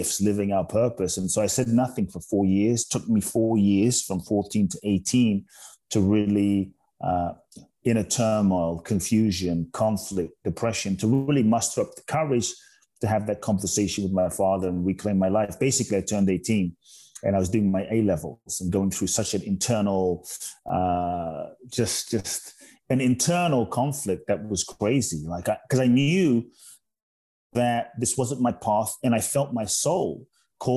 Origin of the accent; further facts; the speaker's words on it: London, United Kingdom; moved away as an adult; also born or lived in Ghana; now in Los Angeles, United States; I grew up in London from the ages of 3 to 18 and a half, 19